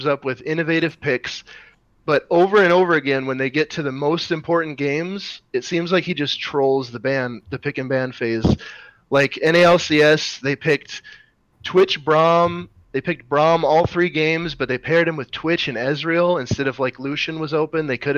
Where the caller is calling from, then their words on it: Fargo, North Dakota, United States; I am in Fargo, North Dakota.